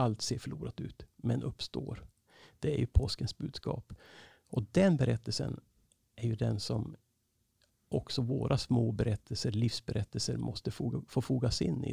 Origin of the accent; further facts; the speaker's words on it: Skellefteå, Västerbotten County, Sweden; also born or lived in Norrbotten; now in Uppsala, Sweden; jag är född uppe i Norrbotten, uppvuxen i Skellefteå